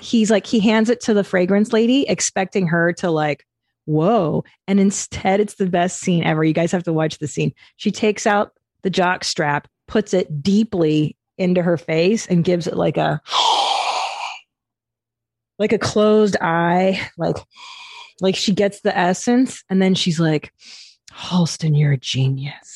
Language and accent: English; Los Angeles, California, United States; I grew up in the San Fernando Valley